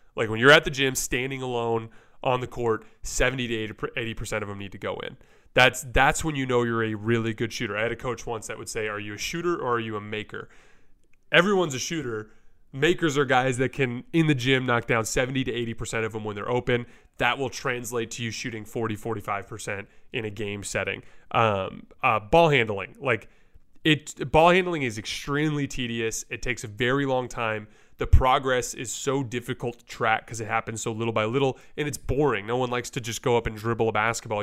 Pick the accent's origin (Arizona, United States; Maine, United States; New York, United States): Arizona, United States; Tucson; we're also from Tucson